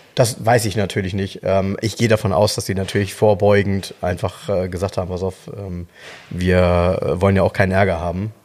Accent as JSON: {"language": "German", "town": "Soltau", "region": "Lower Saxony", "country": "Germany", "tie": "born or raised there", "said": "in Soltau, äh, jetzt kommt wieder meine Heimat"}